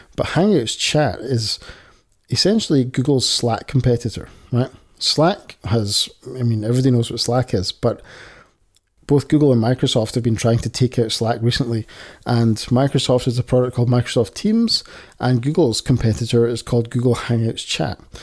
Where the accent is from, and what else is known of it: Scotland, United Kingdom; accent: Scottish